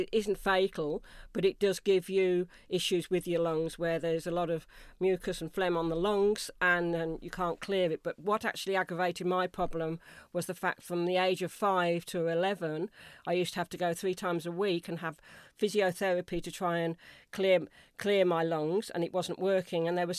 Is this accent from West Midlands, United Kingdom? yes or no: yes; Wolverhampton, West Midlands, United Kingdom; moved away as an adult; also born or lived in Switzerland; I was born in Wolverhampton, which is just outside of Birmingham